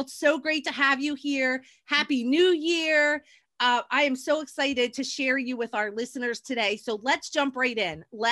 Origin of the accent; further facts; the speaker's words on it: New Jersey, United States; my hometown in New Jersey